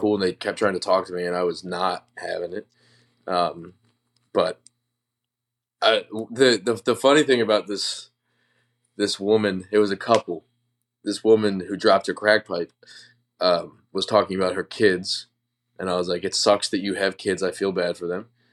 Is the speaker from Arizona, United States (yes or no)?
no; Wisconsin, United States; I'm from Wisconsin